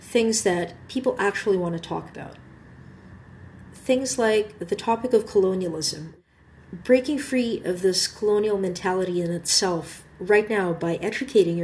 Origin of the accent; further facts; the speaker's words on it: Manila, Metro Manila, Philippines; now in Canada; Growing up in Manila, both my parents worked long hours